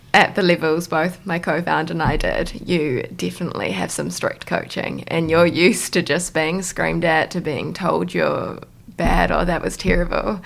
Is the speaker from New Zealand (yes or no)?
yes; Auckland, New Zealand; moved away; I'm originally from Auckland